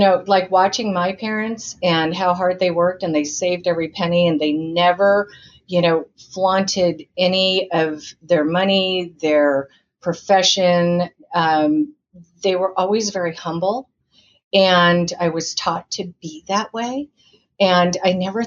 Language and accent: English; Indiana, United States; now in Orange County, United States; I was born in Indiana